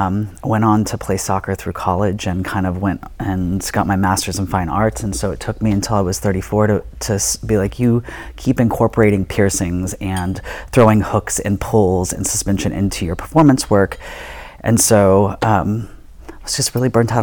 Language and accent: English; Dallas, Texas, United States; moved away as an adult; now in Germany; I grew up in Dallas in the Bible Belt